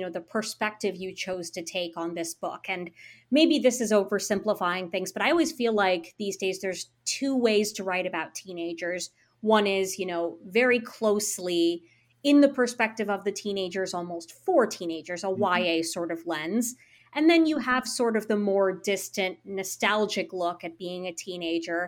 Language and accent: English; the Midwest suburbs, United States; I grew up in the Midwest suburbs. I live in Illinois